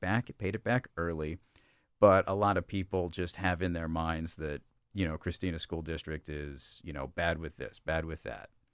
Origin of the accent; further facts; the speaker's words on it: Brandywine Springs Manor, Delaware, United States; I grew up in, uh, Brandywine Springs Manor, which is off of Falkland Road